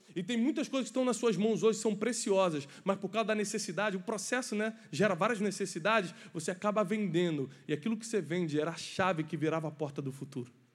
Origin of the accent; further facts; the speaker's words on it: Rio de Janeiro, Brazil; sou carioca